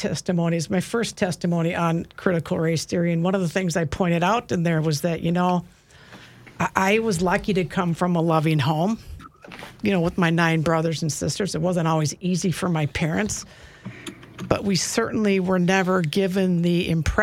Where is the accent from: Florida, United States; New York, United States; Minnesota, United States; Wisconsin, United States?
Minnesota, United States; Maple Grove; I grew up in Maple Grove